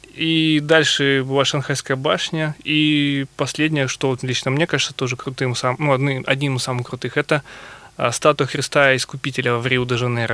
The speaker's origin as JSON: {"language": "Russian", "town": "Novosibirsk", "region": "Novosibirsk Oblast", "country": "Russia", "tie": "born or raised there", "said": "я например, из Сибири, из Новосибирска"}